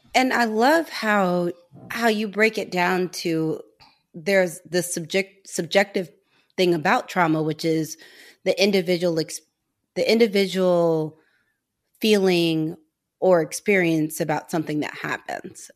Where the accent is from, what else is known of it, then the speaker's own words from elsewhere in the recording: St. Louis, Missouri, United States; moved away as an adult; We're both from Saint Louis, but we did not know each other growing up.